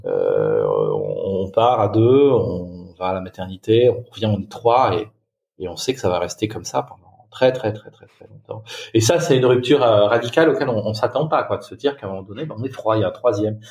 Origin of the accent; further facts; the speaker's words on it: Touraine, Centre-Val de Loire, France; moved away as an adult; je suis originaire de Touraine, mais j'ai beaucoup beaucoup bougé euh, dans ma vie, dans ma carrière.